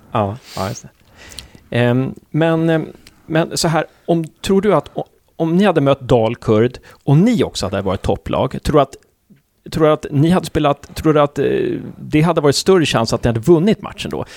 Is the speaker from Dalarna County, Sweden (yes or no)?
no; Uppsala, Uppsala County, Sweden; now in Gävle, Sweden; Jag är från Uppsala, men jag flyttade hit på 90-talet